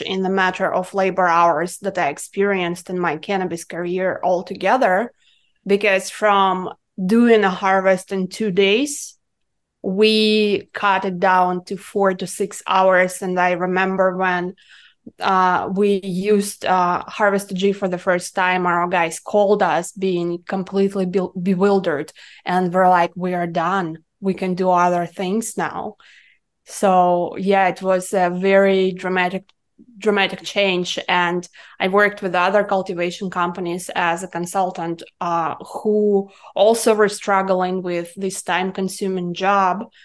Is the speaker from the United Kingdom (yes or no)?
no; Irkutsk, Irkutsk Oblast, Russia; English is a second language; moved away as an adult; now in United States; I'm coming from Siberia, from the city of Irkutsk